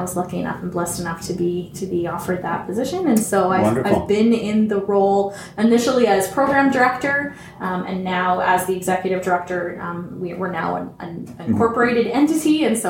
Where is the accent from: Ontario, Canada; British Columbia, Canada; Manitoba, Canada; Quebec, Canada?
Ontario, Canada; Tottenham; also born or lived in Toronto / Alberta; now in Alliston, Canada; I was born in Toronto, but raised in Tottenham from the 3 months old on. My family planted roots there. We lived there my entire life. So I grew up in public school system in Tottenham and then came here to Banting.